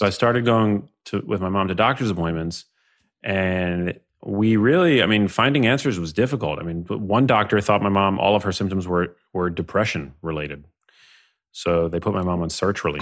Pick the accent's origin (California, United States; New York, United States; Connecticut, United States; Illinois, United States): New York, United States; New York City; grew up in New York City. Um, I grew up in Manhattan